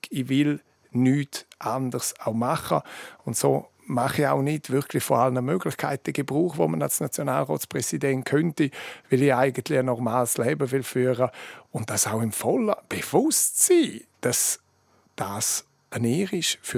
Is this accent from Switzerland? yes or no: yes; Chur, Grisons, Switzerland; weil am Schluss bin ich auch Kurer, bin auch Bündner und bin Schweizer